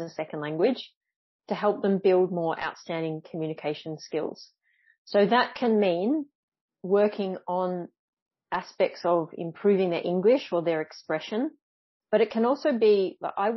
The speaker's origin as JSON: {"language": "English", "country": "Australia", "moved": "as an adult", "lives_now": "Montpellier, France", "said": "currently I am in the south of France in Montpellier, but I'm from Australia."}